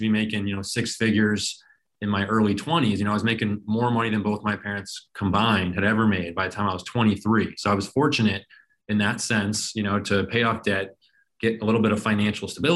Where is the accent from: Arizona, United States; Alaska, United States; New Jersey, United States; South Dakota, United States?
Arizona, United States; Phoenix; also born or lived in Colorado; I was born and raised in Phoenix